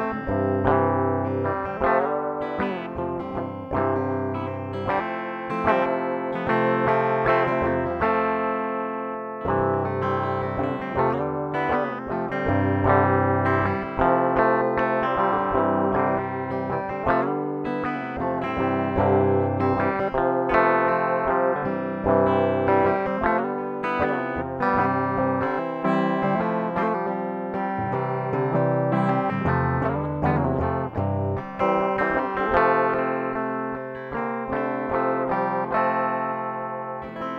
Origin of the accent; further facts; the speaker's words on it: Colorado Springs, Colorado, United States; I grew up in Colorado Springs, which is like a very fundamentally religious